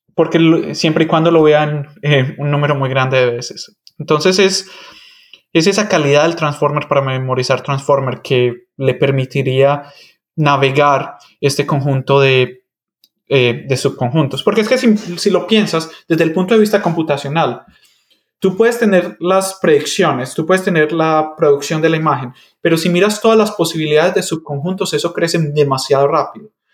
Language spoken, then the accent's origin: Spanish; Medellín, Antioquia, Colombia; first language Spanish; moved away as an adult; also born or lived in Michigan, United States; yo nací y me crecí en Medellín, Colombia.